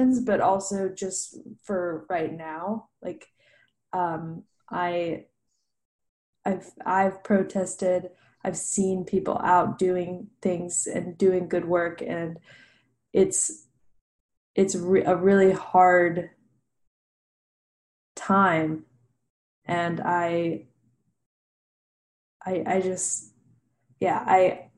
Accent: Nashville, Tennessee, United States; grew up around music because I am from Nashville, which is where I live right now. I grew up here

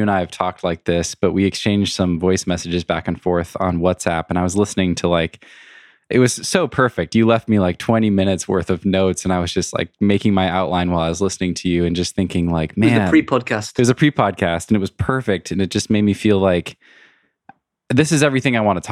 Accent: United States; being an American

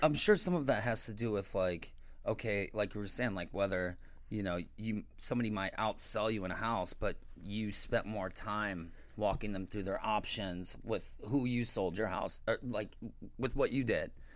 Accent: St. Louis, Missouri, United States; moved away as an adult; also born or lived in Chicago / Miami / New York; I'm from Saint Louis originally

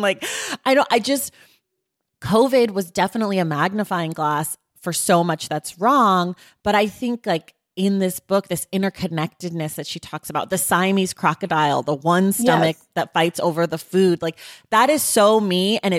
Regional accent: United States; born there; I am an American. I was born in America. I was raised by people who were born in America.

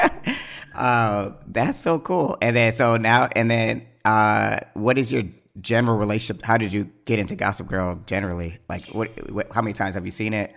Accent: Atlanta, Georgia, United States; now in Los Angeles, United States; I'm from Atlanta.

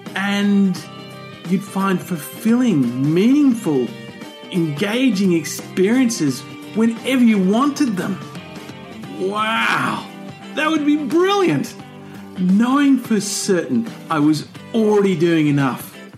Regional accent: Ohio, United States; I grew up in Ohio

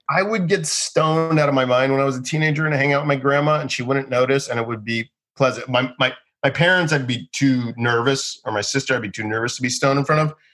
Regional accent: Boca Raton, Florida, United States; also born or lived in Boston; I'm from Boca Raton, Florida

